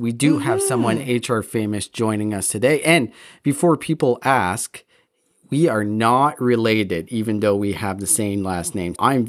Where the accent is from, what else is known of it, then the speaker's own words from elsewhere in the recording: Moncton, New Brunswick, Canada; Yves is based in Moncton, New Brunswick, where I was born.